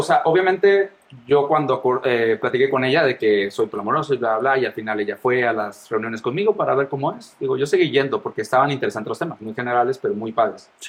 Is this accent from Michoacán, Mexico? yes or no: no; Mazatlán, Sinaloa, Mexico; moved away as an adult; now in Guadalajara, Mexico; ya tengo cinco años aquí en Guadalajara, soy de Mazatlán.